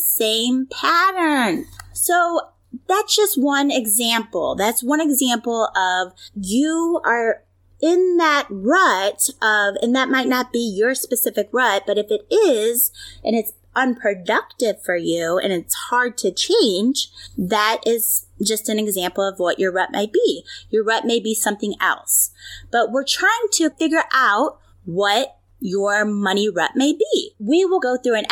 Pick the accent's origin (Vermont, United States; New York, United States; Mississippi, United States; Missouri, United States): Missouri, United States; St. Louis; I'm from the St. Louis area, so home of the Blues